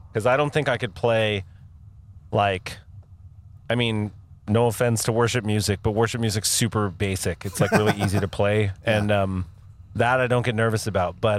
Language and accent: English; Northern California, United States; it's not our fault we grew up in Northern California